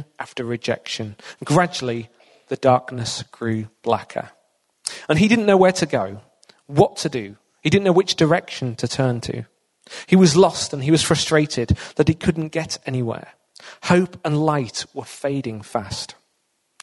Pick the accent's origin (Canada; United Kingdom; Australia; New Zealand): United Kingdom; Hull, Yorkshire and the Humber; moved away as an adult; I'm originally born and brought up in Hull, lived and worked in the area for many years